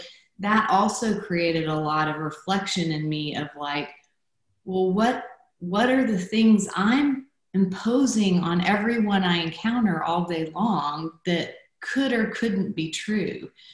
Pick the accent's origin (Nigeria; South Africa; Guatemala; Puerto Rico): Guatemala; so I was born in Guatemala. I grew up in Guatemala. That was home to me, but I didn't look like a Guatemalan.